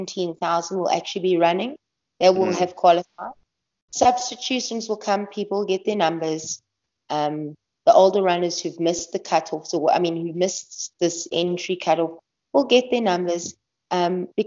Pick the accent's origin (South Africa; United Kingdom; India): South Africa; as a South African